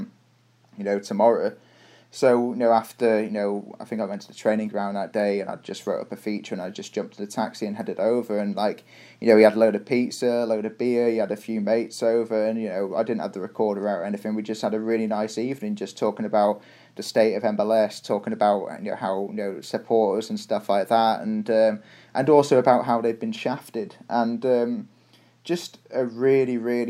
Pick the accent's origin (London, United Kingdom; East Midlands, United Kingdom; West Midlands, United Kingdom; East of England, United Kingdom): West Midlands, United Kingdom; Shrewsbury; now in Toronto, Canada; where are you from? I was like, Shrewsbury